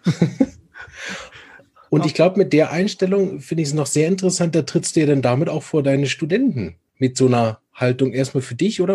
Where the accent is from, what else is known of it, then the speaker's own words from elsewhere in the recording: Berlin, Germany; aus Berlin, meiner Heimatstadt.